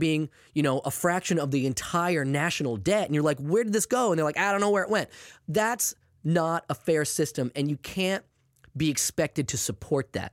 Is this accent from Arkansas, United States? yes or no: no; Maine, United States; I'm from Maine, obviously. I grew up with that, too